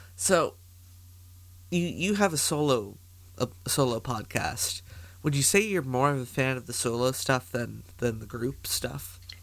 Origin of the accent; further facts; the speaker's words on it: Canada; as a Canadian